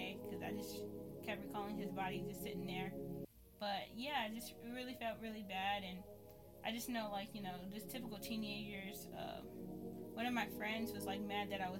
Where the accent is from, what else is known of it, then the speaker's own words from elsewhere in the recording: Syracuse, New York, United States; I was born and raised in Syracuse, New York. So, yeah, I've been living here my whole life